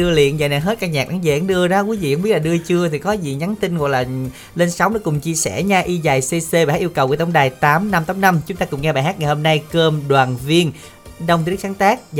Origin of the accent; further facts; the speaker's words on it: Binh Dinh, Vietnam; accent: Binh Dinh; moved away; đến từ Bình Định